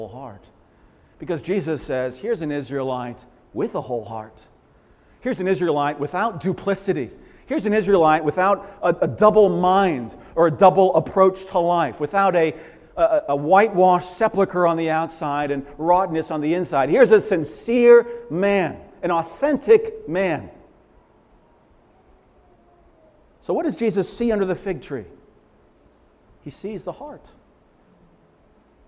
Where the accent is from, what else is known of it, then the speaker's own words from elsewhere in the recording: Leominster, Massachusetts, United States; I grew up in Leominster